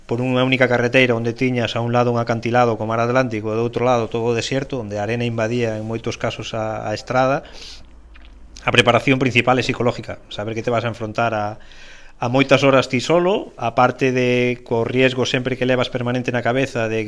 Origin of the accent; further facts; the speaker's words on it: Galicia, Spain; nacín en Galicia